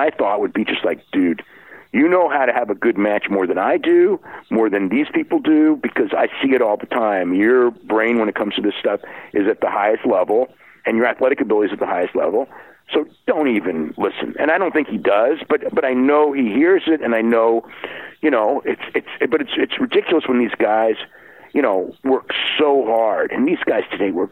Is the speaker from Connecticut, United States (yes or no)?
no; California, United States; growing up in California